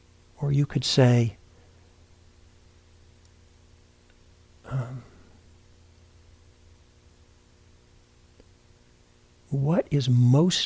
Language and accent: English; Memphis, Tennessee, United States; I was born and raised in Memphis, Tennessee